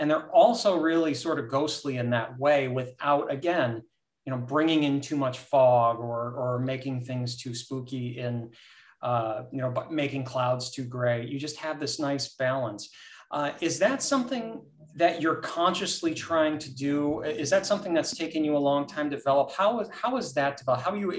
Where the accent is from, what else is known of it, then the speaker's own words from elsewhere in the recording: United States; I was lucky. I grew up sort of on Lake Erie, north in the state.